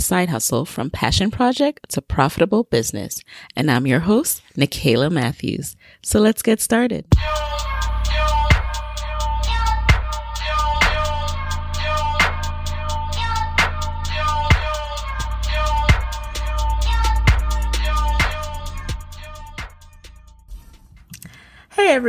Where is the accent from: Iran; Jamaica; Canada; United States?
Jamaica; I was born in Jamaica